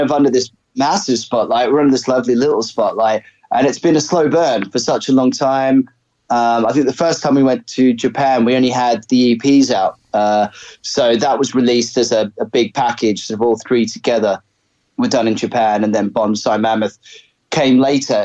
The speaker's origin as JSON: {"language": "English", "town": "Brisbane", "region": "Queensland", "country": "Australia", "tie": "born or raised there", "also_born_or_lived": "England", "said": "I was actually born in England. Uh, my parents immigrated to Australia when I was about six. Uh, and so I grew up in Brisbane."}